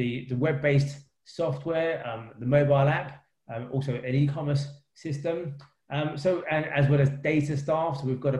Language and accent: English; London, United Kingdom; I grew up in East London with my three siblings